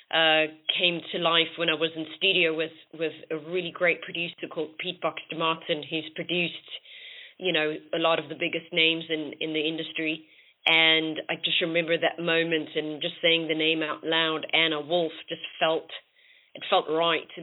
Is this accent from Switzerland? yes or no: no; South Africa; moved away as an adult; now in London, United Kingdom; I am originally from South Africa and I moved to London about six years ago.